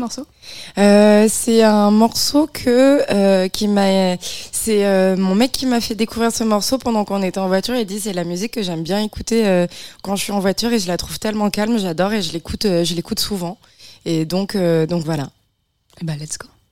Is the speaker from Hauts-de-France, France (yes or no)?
no; Bayonne, Nouvelle-Aquitaine, France; moved away; je suis né à Bayonne.